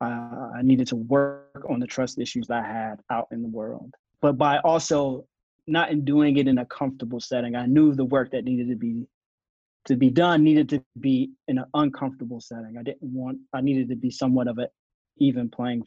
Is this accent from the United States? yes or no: yes; Asheville, North Carolina, United States; I'm born and raised in Asheville, North Carolina